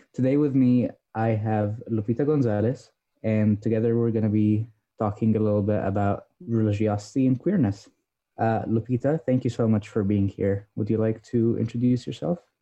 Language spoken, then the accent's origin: English; Egypt; moved away; I grew up Coptic Christian, which is a small denomination, um, relatively small worldwide, big in uh, my home country, which is Egypt